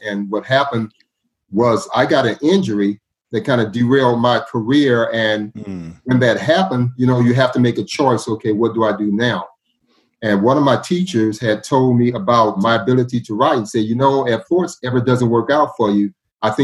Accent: Los Angeles, California, United States; moved away as an adult; now in Houston, United States; growing up in South Central

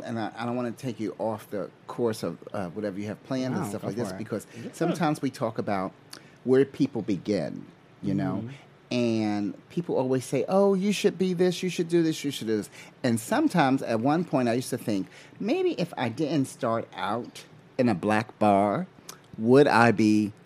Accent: Newark, New Jersey, United States; I grew up in Newark.

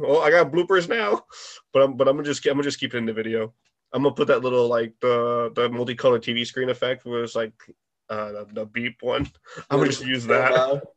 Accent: Connecticut, United States; I'm from there too

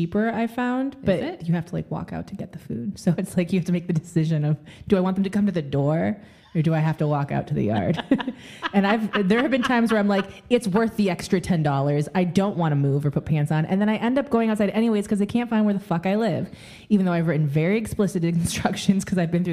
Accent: Michigan, United States; I grew up in the Midwest. I'm from Michigan

